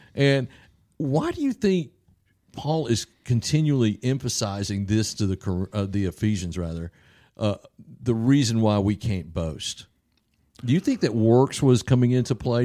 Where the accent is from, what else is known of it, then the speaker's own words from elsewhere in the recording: the South, United States; I'm from the South